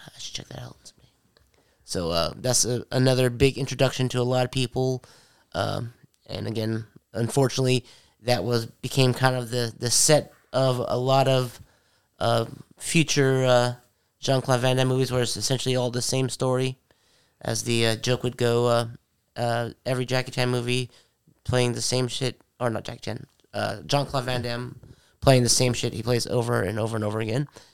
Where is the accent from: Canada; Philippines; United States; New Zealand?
Philippines; moved away; my home country, the Philippines.